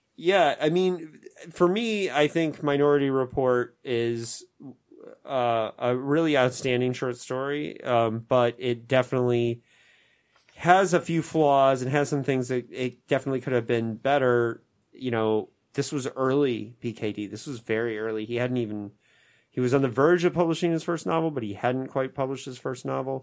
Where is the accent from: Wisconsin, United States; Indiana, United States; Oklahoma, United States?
Indiana, United States; my home state of Indiana